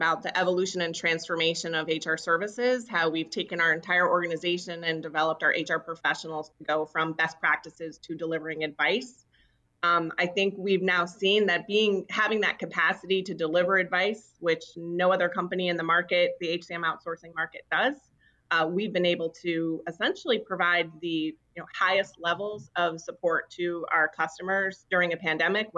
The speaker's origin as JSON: {"language": "English", "region": "New York", "country": "United States", "tie": "born or raised there", "also_born_or_lived": "Washington, D.C.", "moved": "as an adult", "lives_now": "New England, United States", "said": "I am born and raised in New York. So I'm not a New Englander. I am a New Yorker."}